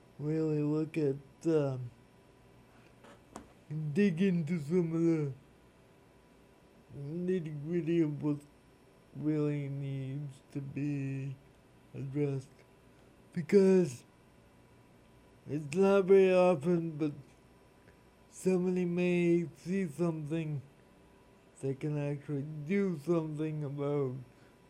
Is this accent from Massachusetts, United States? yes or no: yes; Leominster, Massachusetts, United States; I was actually born in Leominster